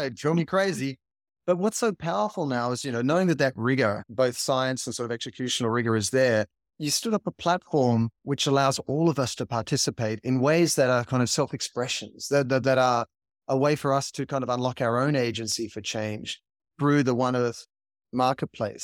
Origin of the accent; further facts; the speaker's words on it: Sydney, New South Wales, Australia; now in Los Angeles, United States; growing up in Sydney, Australia, you know, there's greenery and nature all around you, and now living in L